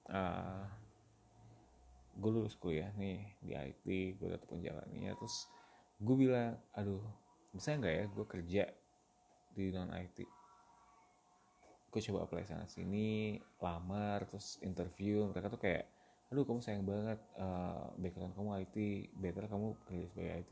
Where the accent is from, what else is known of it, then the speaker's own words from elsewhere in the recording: Bandung, West Java, Indonesia; gue lahir dan besar di Bandung gue menyelesaikan semua pendidikan gue di Bandung dari mulai TK sampai universitas semuanya di Bandung